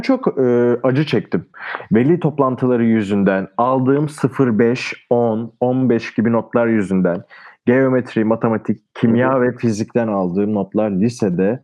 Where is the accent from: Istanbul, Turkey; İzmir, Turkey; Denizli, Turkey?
Denizli, Turkey; Bu arada memleketim de Denizli